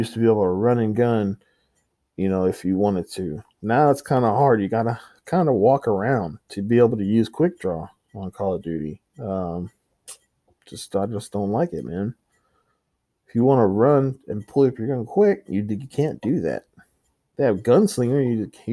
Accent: San Antonio, Texas, United States; I'm from San Antonio

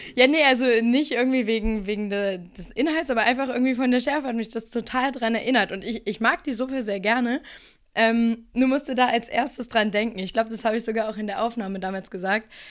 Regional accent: Lower Saxony, Germany; ich komme lustigerweise auch aus Niedersachsen und hänge jetzt wegen der Corona-Situation auch gerade in Nordheim bei meinen Eltern rum

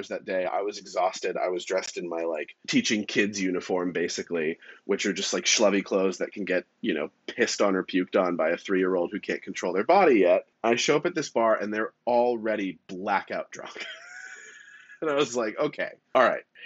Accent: California, United States; moved away; also born or lived in New York City; I lived in New York for 10 years and I grew up in California

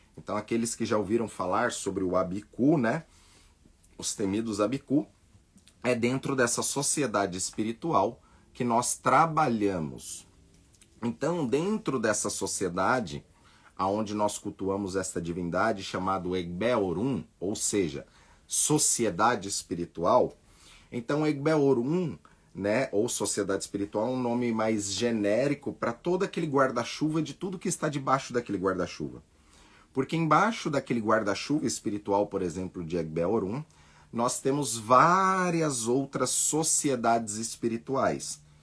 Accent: Brazil; nós somos brasileiros, nascemos aqui

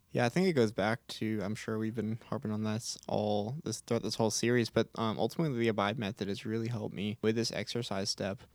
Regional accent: Houston, Texas, United States; I am from Houston, Texas

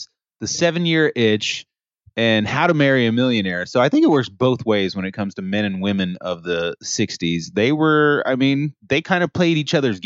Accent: Montreal, Quebec, Canada; now in Dallas, United States; It's my hometown, Morgan.

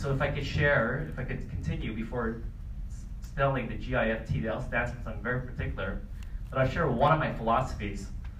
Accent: Canada; So I'm from Canada, where it's like sick amount of snow and cold.

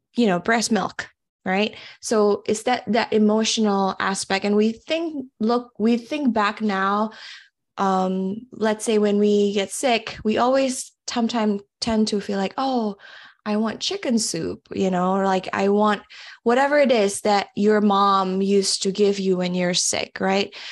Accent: Semarang, Central Java, Indonesia; moved away as an adult; also born or lived in Mississippi, United States; now in United States; I was born actually in Mississippi, but, uh, one year old, I moved back to Indonesia. I grew up in a city called Semarang.

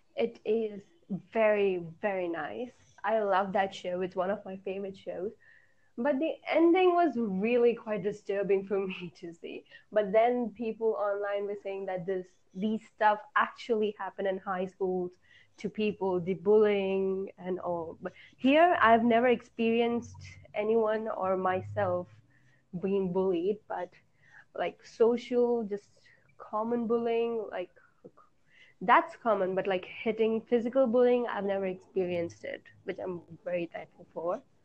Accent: India; I am from India

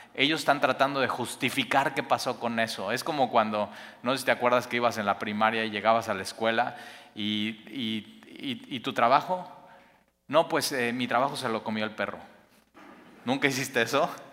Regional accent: Mexico; como mexicanos

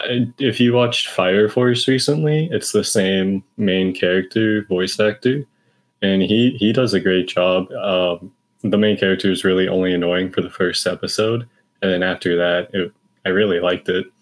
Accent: Dallas, Texas, United States; I'm from Texas, the Dallas area.

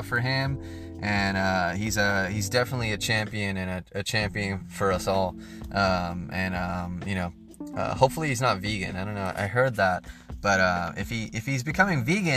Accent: United States; as being an American, as being a part of this great nation

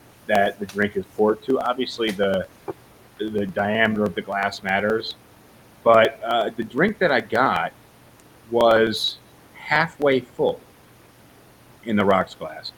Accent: New York City, New York, United States; I come from New York City where everybody walks around

